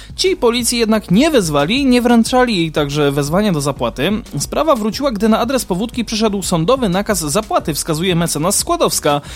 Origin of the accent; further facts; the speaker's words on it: Kraków, Lesser Poland, Poland; u nas w Krakowie